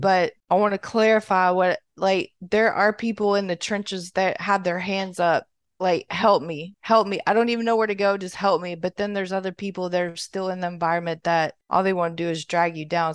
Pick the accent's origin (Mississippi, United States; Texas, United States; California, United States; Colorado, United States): Mississippi, United States; moved away as an adult; now in Florida, United States; I'm from Mississippi, but I live in Florida.